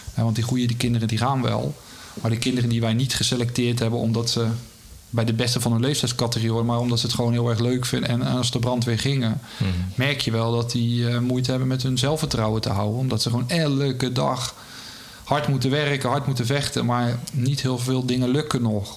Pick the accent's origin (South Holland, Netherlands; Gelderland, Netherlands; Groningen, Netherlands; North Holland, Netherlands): South Holland, Netherlands; Rotterdam; ik ben opgegroeid in Rotterdam en mijn vader nam me mee als vijfjarige, eh, naar de Kuip